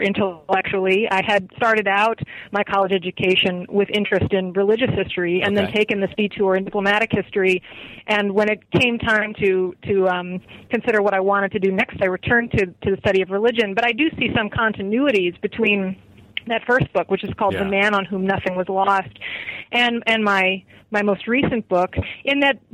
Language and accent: English; the Midwest outside of Chicago, Illinois, United States; I grew up in the Midwest outside of Chicago